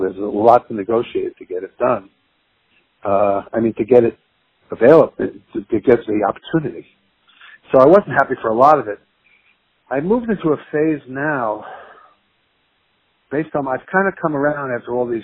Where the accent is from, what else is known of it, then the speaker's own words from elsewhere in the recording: Long Island, New York, United States; living in Long Island